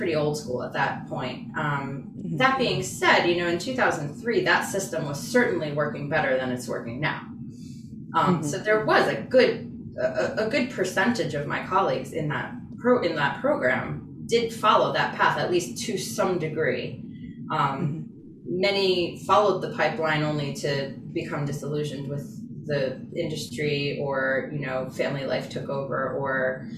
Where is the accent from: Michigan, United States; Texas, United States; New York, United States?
New York, United States; moved away as an adult; now in Boston, United States; I'm from New York